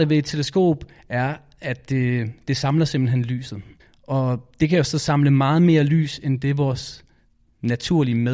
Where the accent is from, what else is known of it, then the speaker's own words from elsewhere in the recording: Aarhus, Central Denmark Region, Denmark; Jeg kommer fra Aarhus, og jeg er 8 år.